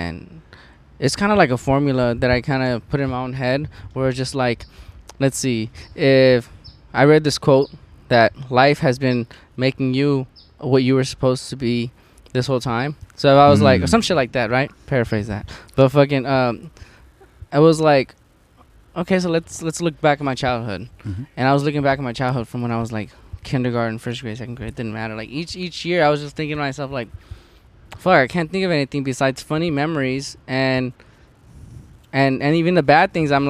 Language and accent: English; Los Angeles, California, United States; I grew up in Van Nuys